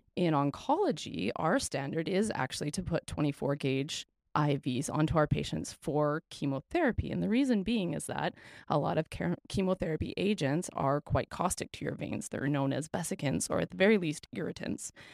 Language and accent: English; Canada; We are Canadian R Ns